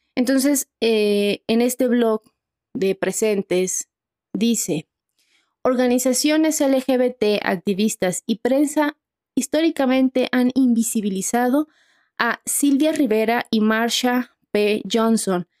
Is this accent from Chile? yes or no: no; Mexico; nosotras, que somos mexicanas